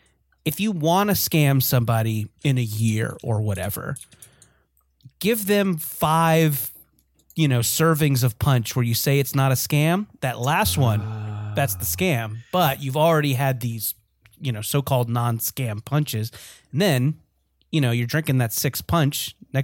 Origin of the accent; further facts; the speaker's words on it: San Francisco, California, United States; I'm also from San Francisco.